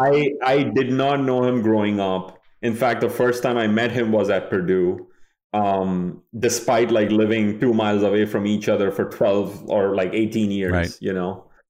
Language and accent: English; Kolkata, West Bengal, India; moved away as an adult; now in United States; I grew up in Kolkata, India